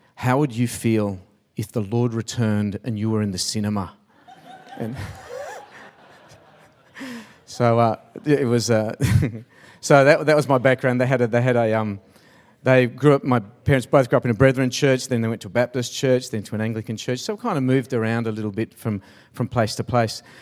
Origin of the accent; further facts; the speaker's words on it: Sydney, New South Wales, Australia; also born or lived in Pymble; I grew up in Taramara.